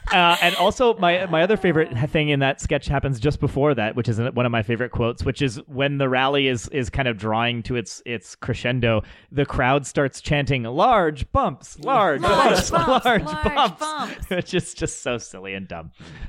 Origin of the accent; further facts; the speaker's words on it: England, United Kingdom; I know I've never said it before, but that's because, you know, I'm English.